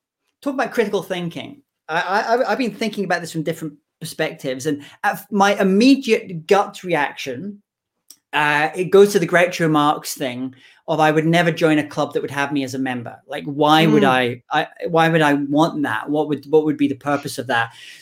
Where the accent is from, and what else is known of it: United Kingdom